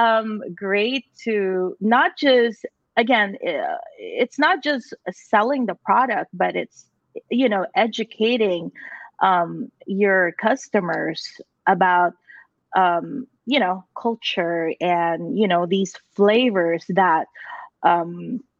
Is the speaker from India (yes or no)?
no; Philippines; moved away; I grew up in the Philippines